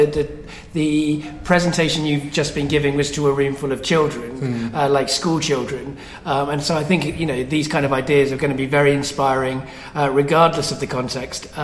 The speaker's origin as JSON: {"language": "English", "town": "Coventry", "region": "West Midlands", "country": "United Kingdom", "tie": "born or raised there", "moved": "yes", "said": "some of my childhood I lived in Coventry"}